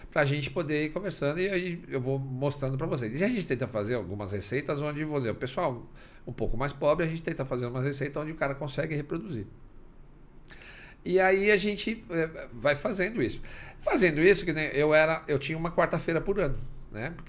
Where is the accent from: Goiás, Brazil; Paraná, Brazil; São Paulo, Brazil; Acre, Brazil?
Acre, Brazil; Rio Branco; A gente é do Acre, eu sou de Rio Branco, do Acre.